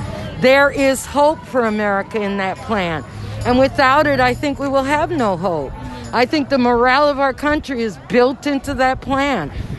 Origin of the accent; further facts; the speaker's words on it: Arizona, United States; I'm from Arizona also